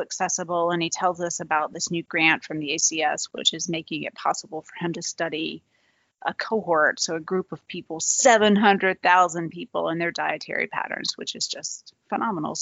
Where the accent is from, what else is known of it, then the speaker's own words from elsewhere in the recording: the South, United States; I'm from the South